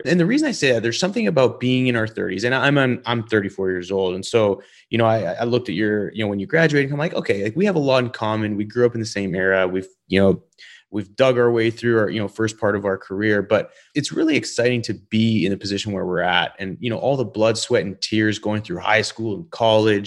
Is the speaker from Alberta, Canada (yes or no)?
yes; Calgary, Alberta, Canada; also born or lived in Denver, Colorado; being from Calgary, Alberta